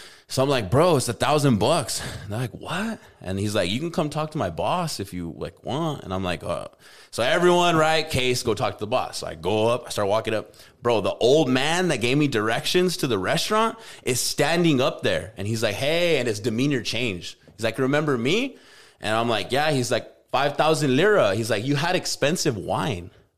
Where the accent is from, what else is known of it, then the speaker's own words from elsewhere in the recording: United States; I'm from America